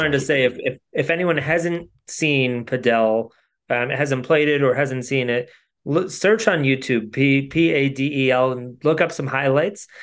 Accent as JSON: {"language": "English", "region": "Connecticut", "country": "United States", "tie": "born or raised there", "said": "I grew up in Connecticut"}